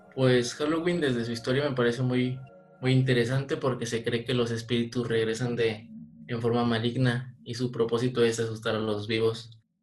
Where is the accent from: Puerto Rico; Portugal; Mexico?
Mexico; Por los orígenes y porque soy mexicano